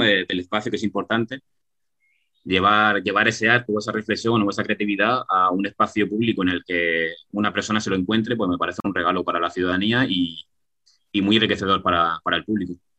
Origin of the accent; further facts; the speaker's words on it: Region of Murcia, Spain; Que somos, que somos muy murcianos en el taller, que somos muy murcianos